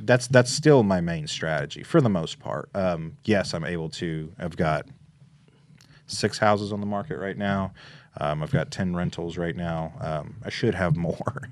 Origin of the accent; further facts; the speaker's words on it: Memphis, Tennessee, United States; moved away as an adult; also born or lived in Little Rock, Arkansas; now in Jackson, United States; I'm originally from Memphis. Uh, I moved to Jackson in about 2012.